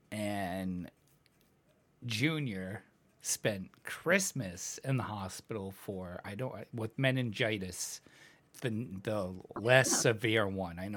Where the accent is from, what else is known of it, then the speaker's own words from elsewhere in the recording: Ireland; Well, I was saying Scottish because I'm Irish.